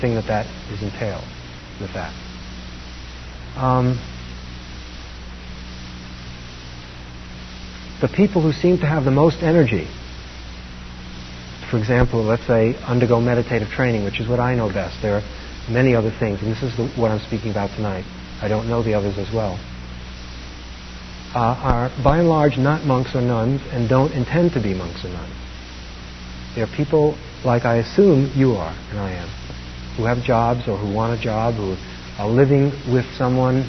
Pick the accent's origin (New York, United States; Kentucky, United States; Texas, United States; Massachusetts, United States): New York, United States; New York City; I grew up in Brooklyn, New York.